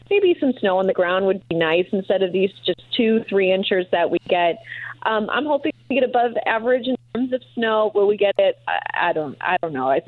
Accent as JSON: {"language": "English", "town": "Green Bay", "region": "Wisconsin", "country": "United States", "lives_now": "Indianapolis, United States", "said": "I've been here for about five years or so, and I came from the Green Bay area area."}